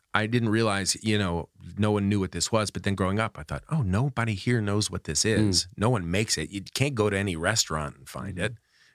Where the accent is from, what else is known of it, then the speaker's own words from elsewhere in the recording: United States; also growing up in the States